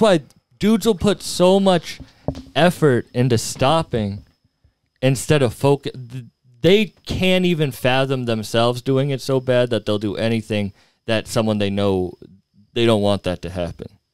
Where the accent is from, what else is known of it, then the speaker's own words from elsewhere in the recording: Fitchburg, Massachusetts, United States; where I grew up in Fitchburg